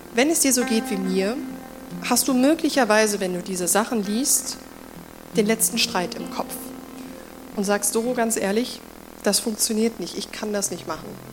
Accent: Germany; moved away; damals in Deutschland, in dem Ort, wo ich aufgewachsen bin

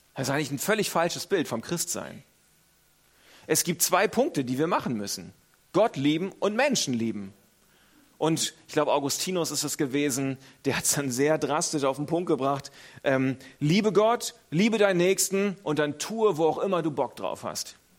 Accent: Northern Germany, Germany; moved away; Ich selber komme aus Norddeutschland

